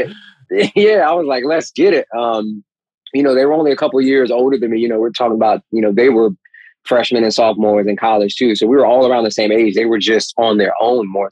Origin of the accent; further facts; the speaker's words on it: High Point, North Carolina, United States; also born or lived in Jamaica, Queens, New York; now in New York, United States; I was born in Jamaica, Queens, New York, and I moved to North Carolina when I was six.